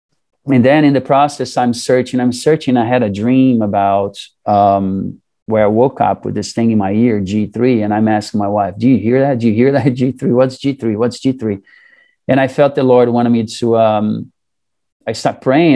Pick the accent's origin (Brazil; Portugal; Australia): Brazil; moved away as an adult; also born or lived in Saudi Arabia; now in United States; growing up in Brazil, a lot of the families are Catholics